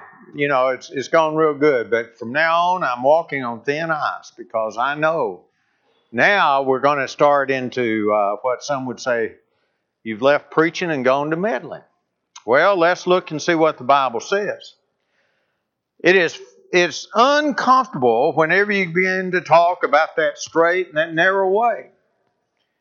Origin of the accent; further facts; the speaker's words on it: North Alabama, United States; moved away as an adult; also born or lived in Kentucky; I grew up in North Alabama